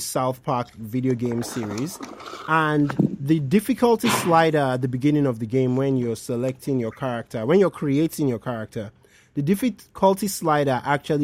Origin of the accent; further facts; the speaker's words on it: Nigeria; I'm speaking just as a Nigerian now.